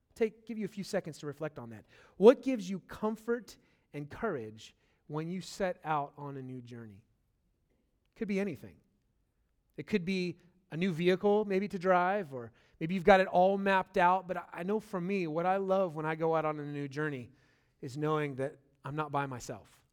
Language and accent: English; California, United States; moved away; I'm from California.